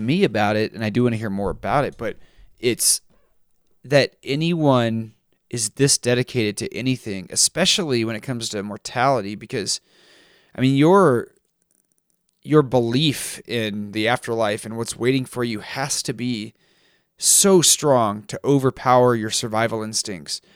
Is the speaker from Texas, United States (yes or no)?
yes; Texas, United States; I grew up in Texas